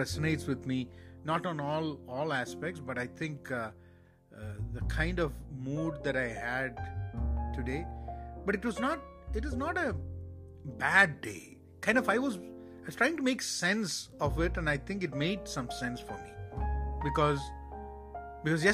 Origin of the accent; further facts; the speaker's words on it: Kerala, India; moved away; Kerala and my home state in India